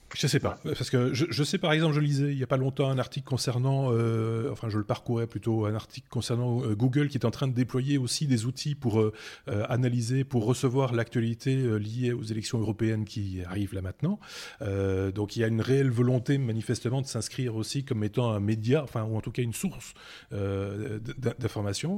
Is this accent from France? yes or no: no; Belgium; chez nous en Belgique